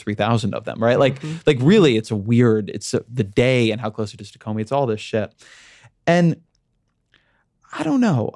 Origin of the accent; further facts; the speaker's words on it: Orange County, California, United States; I come from Orange County